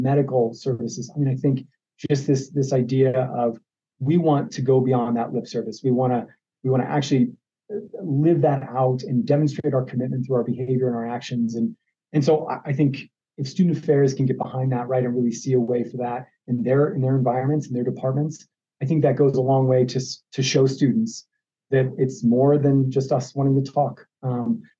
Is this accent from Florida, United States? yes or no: no; Ohio, United States; now in Arizona, United States; I grew up in Ohio, so there's a part of me that's traditionally an Ohio State Buckeye fan.